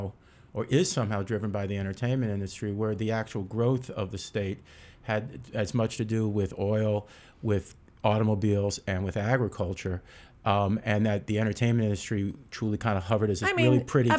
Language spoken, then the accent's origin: English; Manhattan, New York, United States; I was a kid growing up in Manhattan, I felt like I had to get to California.